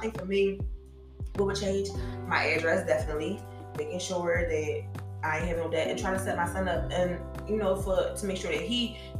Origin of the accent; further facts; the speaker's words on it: Philadelphia, Pennsylvania, United States; I can't afford to live in a neighborhood I grew up in. I grew up in North Philly, mm-hmm. and I can't afford to live in that motherfucker.